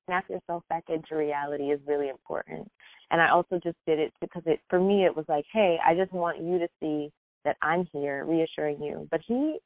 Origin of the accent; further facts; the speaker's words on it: Philadelphia, Pennsylvania, United States; I grew up in Philadelphia during a time when public schools were going through this phase